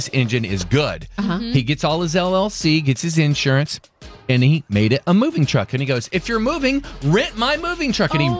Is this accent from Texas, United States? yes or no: yes; DeSoto, Texas, United States; I am from DeSoto, Texas.